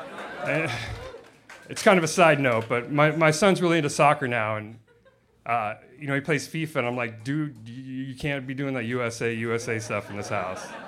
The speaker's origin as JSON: {"language": "English", "town": "Los Angeles", "region": "California", "country": "United States", "tie": "born or raised there", "moved": "yes", "said": "where I grew up in Los Angeles"}